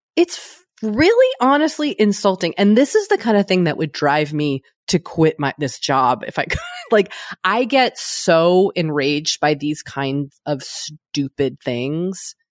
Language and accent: English; United States; speaking as an American